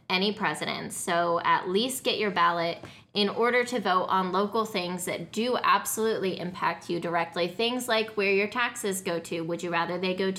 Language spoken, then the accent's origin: English; Colorado, United States; I grew up in Colorado